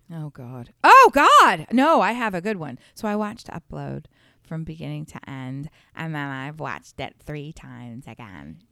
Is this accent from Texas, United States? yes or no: no; Delaware, United States; moved away; also born or lived in the South; I'm from, born and raised in Delaware